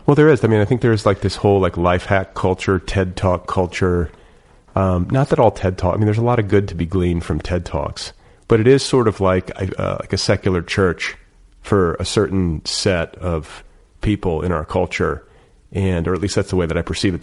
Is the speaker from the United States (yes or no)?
yes; Midwest, United States; I'm from the Midwest. I was like, this wasn't happening in Milwaukee.